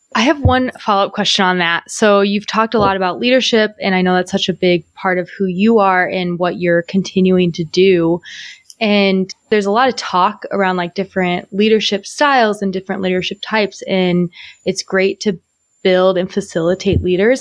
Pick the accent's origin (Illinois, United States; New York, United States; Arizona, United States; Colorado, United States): Illinois, United States; Illinois side of St. Louis, United States; moved away; also born or lived in Milwaukee; I'm from the Illinois side, but yeah, okay. I'm from the area